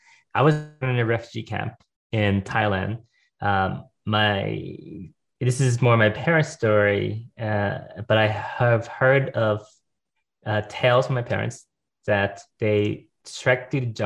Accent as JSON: {"language": "English", "town": "Los Angeles", "region": "California", "country": "United States", "tie": "born or raised there"}